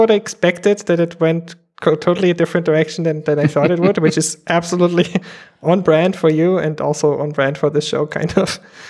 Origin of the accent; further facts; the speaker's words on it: Germany; growing up in Germany, it's like a lot of meat and potatoes.